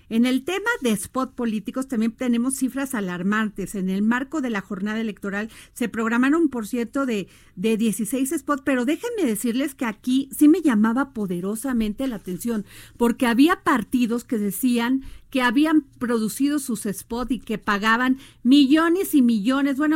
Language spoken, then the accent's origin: Spanish; Mexico; en México somos más los mexicanos y las mexicanas que nos levantamos a dar todo por México, por nuestro país